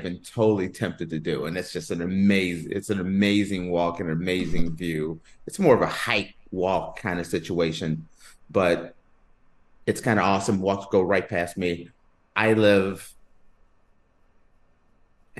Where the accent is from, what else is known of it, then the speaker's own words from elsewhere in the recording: United States; moved away; as an American.